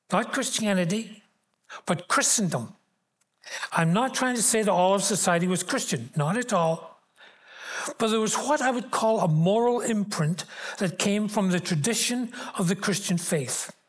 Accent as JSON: {"language": "English", "town": "Glasgow", "region": "Scotland", "country": "United Kingdom", "tie": "born or raised there", "said": "And I remember growing up in Glasgow in the mid 40s into the 50s and 60s, you did not shop on Sundays."}